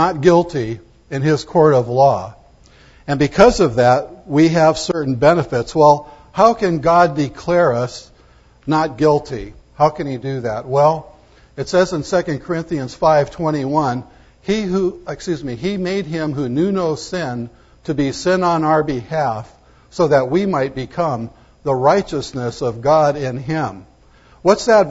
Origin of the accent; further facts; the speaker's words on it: United States; I'm proud to be an American